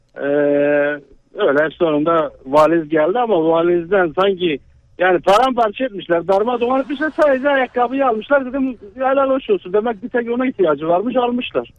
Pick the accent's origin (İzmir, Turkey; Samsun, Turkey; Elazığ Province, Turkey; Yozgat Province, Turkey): Elazığ Province, Turkey; now in Ankara, Turkey; Ankara'dan arıyorum ama Elazığlıyım.